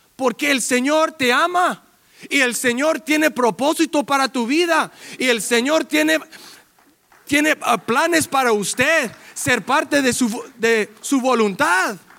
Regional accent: Carson, California, United States; also born or lived in Florida / Long Beach; viviendo 2.500 millas de mi casa aquí en Carson

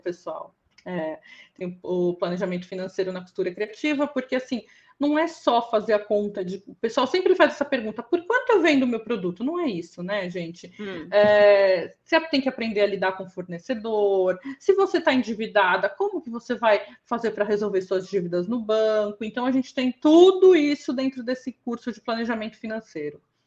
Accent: São Paulo, Brazil; eu sou da zona sul de São Paulo

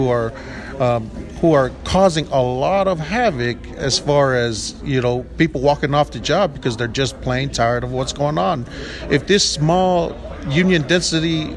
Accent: North Texas, United States; I'm from North Texas, and North Texas and the state of Texas can claim me for all that matters

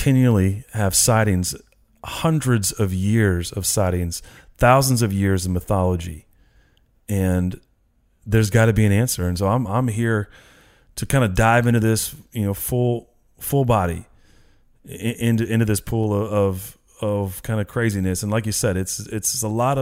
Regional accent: Northern California, United States; I actually grew up in what some might say is somewhat the epicenter as far as California in the Bigfoot sightings. I'm from Northern California.

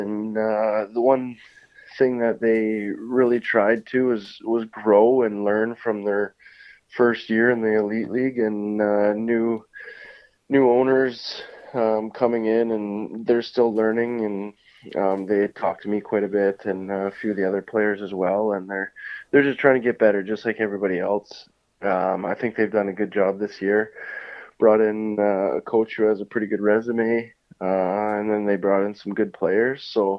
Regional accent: France; English is a second language; when I came over from France, I had a very positive experience last year.

